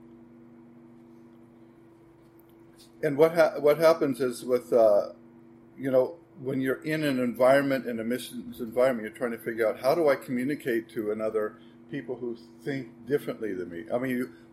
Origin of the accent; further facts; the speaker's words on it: United States; moved away as an adult; now in Sweden; I'm American